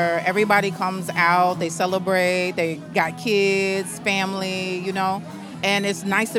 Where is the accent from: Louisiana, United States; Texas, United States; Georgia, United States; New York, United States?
New York, United States; I'm from New York